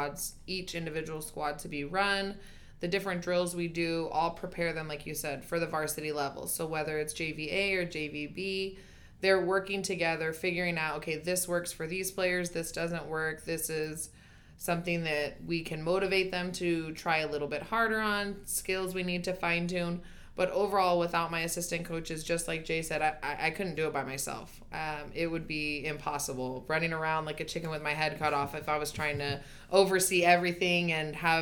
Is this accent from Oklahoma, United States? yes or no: no; California, United States; moved away; I'm from California